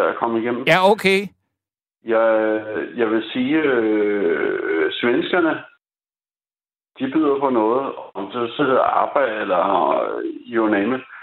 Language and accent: Danish; Copenhagen, Capital Region of Denmark, Denmark; Jeg siger det som dansker for helvede og københavner.